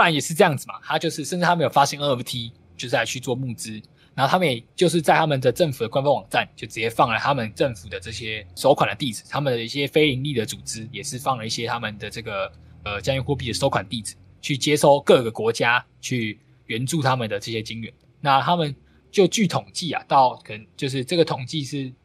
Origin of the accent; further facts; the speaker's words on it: Taiwan; 尤其可能我们台湾人还好